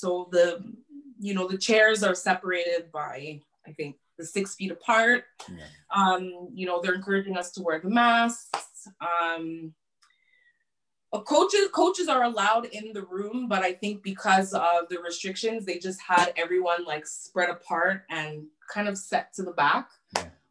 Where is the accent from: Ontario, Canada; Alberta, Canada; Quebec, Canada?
Quebec, Canada; Montreal; my hometown.